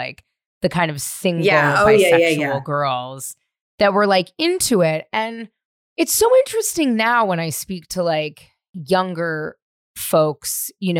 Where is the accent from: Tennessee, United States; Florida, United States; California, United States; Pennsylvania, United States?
California, United States; San Francisco; also born or lived in Marin; Well, I grew up first in the Marina, and then we moved to Marin, but I went to school in the Marina. But like, I was a ragtag ragamuffin child running all over San Francisco my whole life.